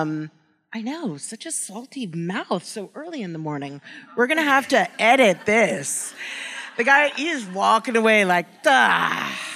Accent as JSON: {"language": "English", "region": "New York", "country": "United States", "tie": "born or raised there", "said": "I grew up in New York"}